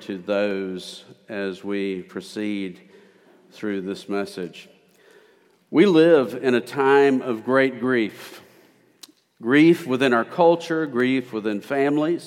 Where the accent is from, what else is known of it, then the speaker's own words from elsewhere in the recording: Memphis, Tennessee, United States; moved away; also born or lived in Prattville, Alabama; I'm originally from East Memphis